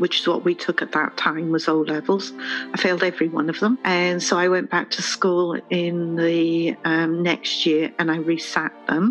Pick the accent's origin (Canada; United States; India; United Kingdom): United Kingdom; Wales; also born or lived in London / France; I was born in London, UK, that is. My parents moved to Wales when I was about 5 years old, so I was raised in Wales